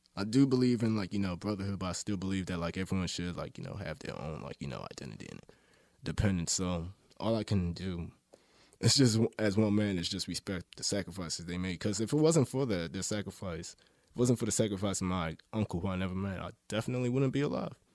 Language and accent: English; Baltimore, Maryland, United States; I grew up in Northeast Baltimore